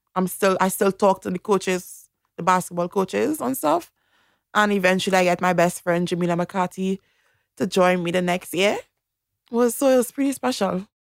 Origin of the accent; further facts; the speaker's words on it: Toco, Trinidad & Tobago; moved away as an adult; also born or lived in United States / England; now in Australia; I grew up in a country town called Toko